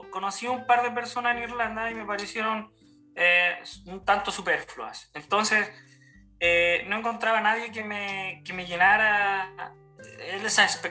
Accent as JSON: {"language": "Spanish", "town": "Santiago", "region": "Santiago Metropolitan Region", "country": "Chile", "moved": "as an adult", "said": "eh, vengo de Chile, eh, de la capital de, de, Chile, Santiago de Chile."}